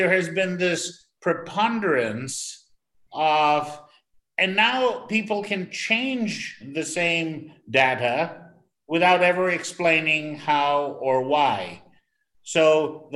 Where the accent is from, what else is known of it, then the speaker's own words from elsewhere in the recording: New York City, New York, United States; now in Sri Lanka; somebody who thinks of himself originally as a New Yorker